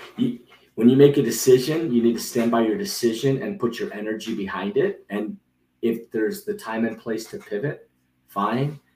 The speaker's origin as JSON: {"language": "English", "town": "Rockville", "region": "Maryland", "country": "United States", "tie": "born or raised there", "said": "I grew up in Rockville, Maryland"}